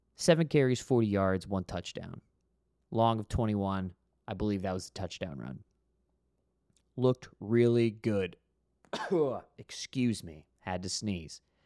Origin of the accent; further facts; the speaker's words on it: Florida, United States; growing up in Florida